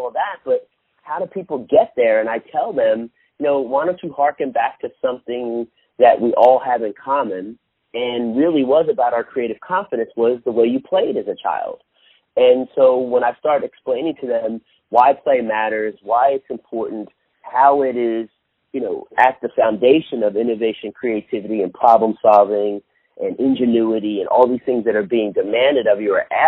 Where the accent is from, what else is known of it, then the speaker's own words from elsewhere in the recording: Philadelphia, Pennsylvania, United States; I'm from Philly